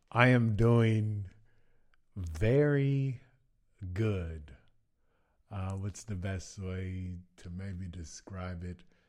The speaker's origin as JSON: {"language": "English", "town": "Baton Rouge", "region": "Louisiana", "country": "United States", "moved": "as an adult", "lives_now": "Zagreb, Croatia", "said": "I am from Baton Rouge, Louisiana, and I'm currently living in, uh, Zagreb, Croatia"}